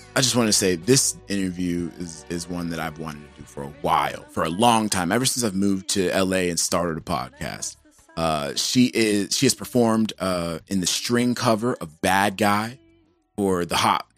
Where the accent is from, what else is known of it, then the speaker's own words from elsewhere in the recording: Georgia, United States; I'm from Georgia